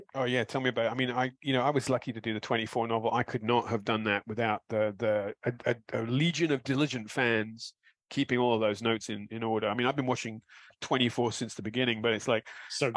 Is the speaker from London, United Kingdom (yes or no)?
yes; London, United Kingdom; born or raised there